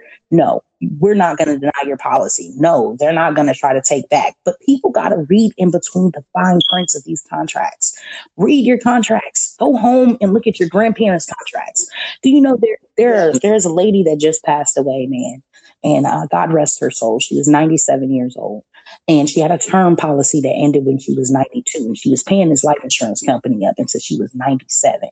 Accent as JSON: {"language": "English", "town": "Chicago", "region": "Illinois", "country": "United States", "said": "I'm from Chicago, Illinois"}